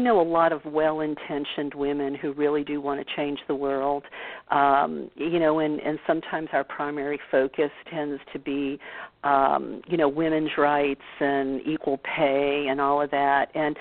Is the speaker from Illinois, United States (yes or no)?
no; New Orleans, Louisiana, United States; I am from the South. I grew up in New Orleans